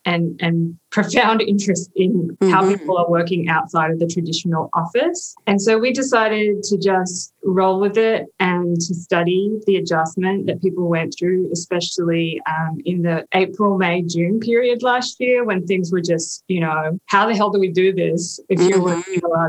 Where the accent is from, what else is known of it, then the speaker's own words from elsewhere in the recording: Australia; moved away as an adult; now in United States; me as an Australian